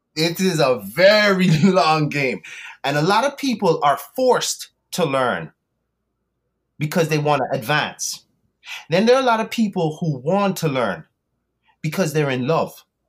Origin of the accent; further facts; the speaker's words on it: Antigua & Barbuda; moved away; also born or lived in United Kingdom / South Florida, United States; i was born in the uk to west indian parents my mom is jamaican my dad is antiguan i grew up in antigua but i lived in the us for a little bit south florida